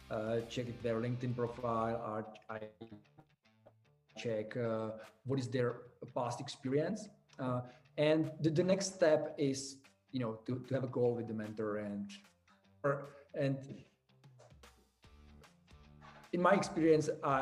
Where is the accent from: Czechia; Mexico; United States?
Czechia; we are from the Czech Republic